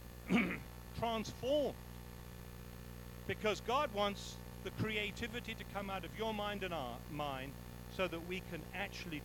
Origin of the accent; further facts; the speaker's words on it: England, United Kingdom; now in South Africa; I'm English